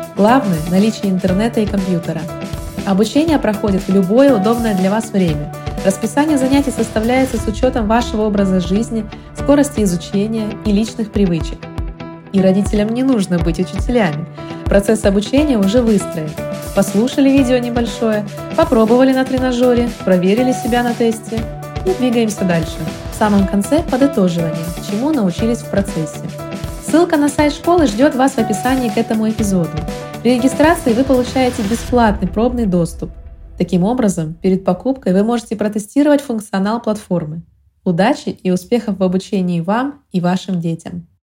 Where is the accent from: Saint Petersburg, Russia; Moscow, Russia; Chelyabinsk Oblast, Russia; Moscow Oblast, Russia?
Chelyabinsk Oblast, Russia; Chelyabinsk; я из Челябинска